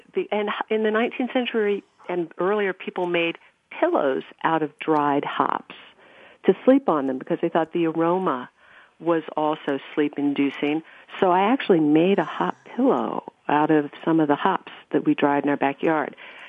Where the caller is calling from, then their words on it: Pennsylvania, United States; Nick is so much closer to his beer than I am because I'm in southeastern Pennsylvania, so it's just afternoon.